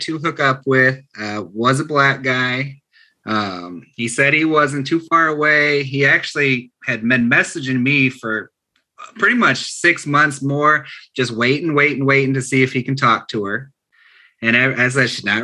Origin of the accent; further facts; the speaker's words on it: Michigan, United States; I'm from Michigan.